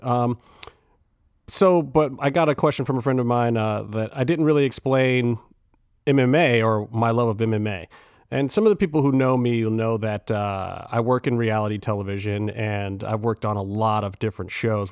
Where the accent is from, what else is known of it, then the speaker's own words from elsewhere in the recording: Cleveland, Ohio, United States; I'm from Cleveland